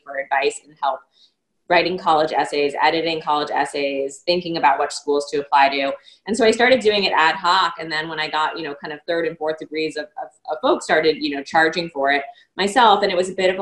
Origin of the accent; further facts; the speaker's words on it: New York, United States; growing up in New York